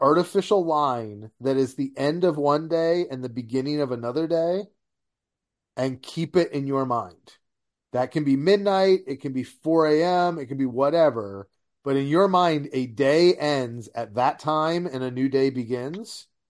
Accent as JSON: {"language": "English", "town": "Detroit", "region": "Michigan", "country": "United States", "tie": "born or raised there", "moved": "yes", "said": "growing up in Detroit"}